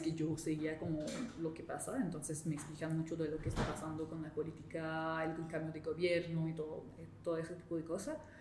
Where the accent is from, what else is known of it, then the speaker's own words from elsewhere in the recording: Montreal, Quebec, Canada; Spanish is a second language; yo vengo de la provincia de Quebec, la parte francófona de Canadá, y vengo de la ciudad de Montreal